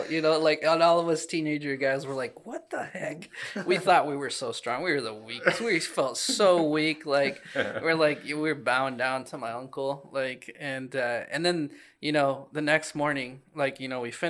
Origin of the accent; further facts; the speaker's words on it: Des Moines, Iowa, United States; I grew up in Des Moines, the city